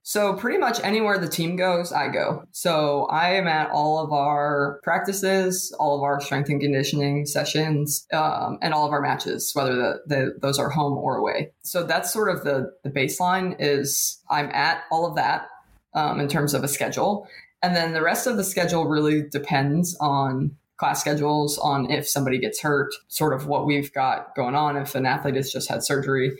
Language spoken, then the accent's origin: English; State College, Pennsylvania, United States; moved away as an adult; now in Lexington, United States; that's my hometown